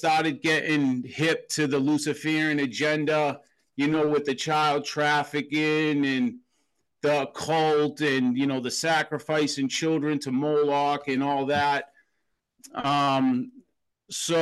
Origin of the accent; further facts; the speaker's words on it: Boston, Massachusetts, United States; I'm a city guy. I grew up in Boston, Massachusetts